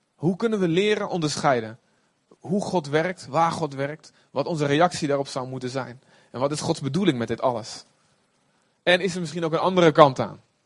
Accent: Olst, Overijssel, Netherlands; Ik kom ook uit Olst, de boskamp

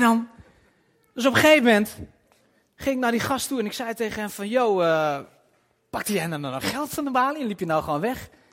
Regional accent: Twente, Overijssel, Netherlands; also born or lived in Nijvel (possibly Nijverdal), birthplace; Ik kom uit Twente

